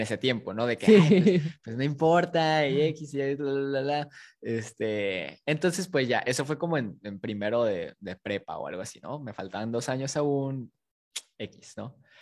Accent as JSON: {"language": "Spanish", "town": "Matamoros", "region": "Tamaulipas", "country": "Mexico", "tie": "born or raised there", "also_born_or_lived": "Guadalajara, Jalisco", "said": "nací en Guadalajara, pero crecí en Tamaulipas"}